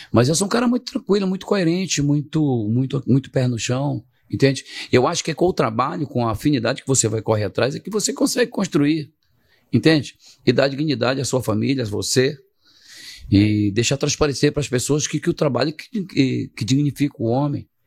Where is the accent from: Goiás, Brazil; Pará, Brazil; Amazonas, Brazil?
Pará, Brazil; Eu só respondi como um bom paraense.